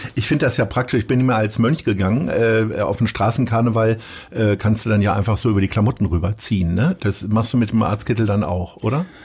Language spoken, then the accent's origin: German; Hanover, Lower Saxony, Germany; ich komme aus Hannover